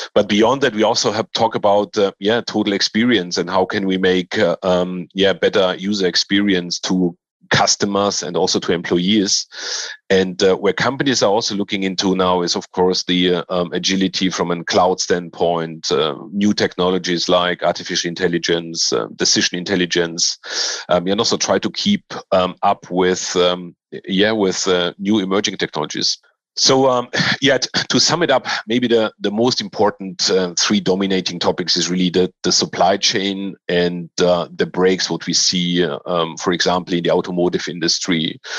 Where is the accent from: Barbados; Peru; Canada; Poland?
Poland; now in Germany; And I grew up in Poland and Germany.